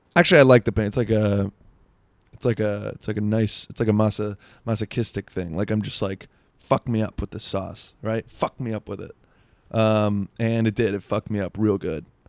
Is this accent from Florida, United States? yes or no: yes; South Florida, United States; I'm from South Florida.